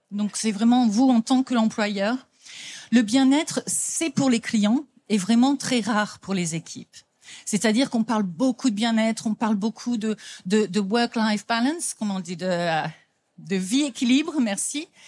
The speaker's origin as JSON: {"language": "French", "country": "France", "lives_now": "London, United Kingdom", "said": "On vient effectivement de Londres, donc moi je suis française, mais j'habite depuis plus de 30 ans en Angleterre."}